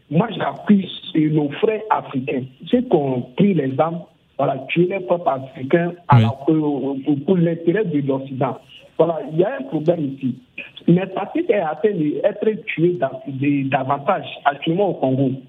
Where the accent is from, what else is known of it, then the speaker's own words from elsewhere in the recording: Côte d’Ivoire; now in Burkina Faso; je suis né en Côte d'Ivoire. Quand on était en Côte d'Ivoire